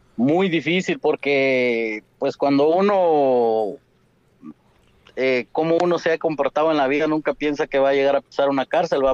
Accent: Asunción Mita, Jutiapa, Guatemala; yo soy nacido en Asunción Mita, tengo familia en Asunción Mita por parte de mi papá

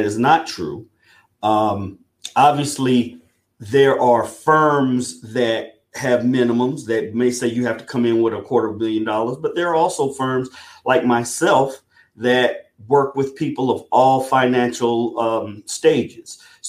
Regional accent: South Carolina, United States; And I'm originally from South Carolina, but I have grown up and traveled all around the world.

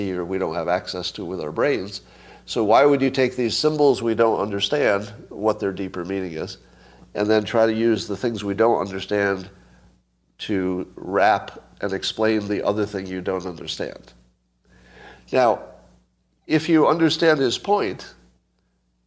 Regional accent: United States; I'm American

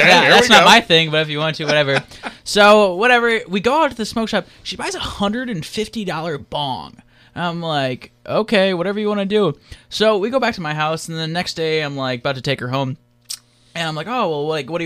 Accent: Michigan, United States; I'm from Michigan

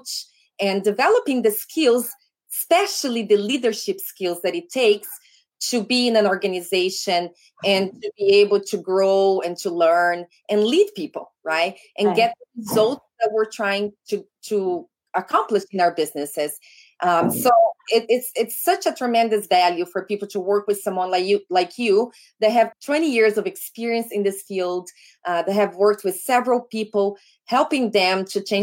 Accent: Brazil; English is a second language; now in United States; my home state in Brazil. So we're like, we grew up not too far away from one another

